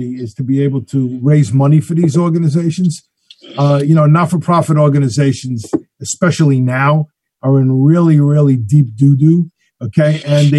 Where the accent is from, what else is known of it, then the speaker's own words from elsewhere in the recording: New York City, New York, United States; now in Queens, New York, United States; I grew up in Morris Park, which is just north of Parkchester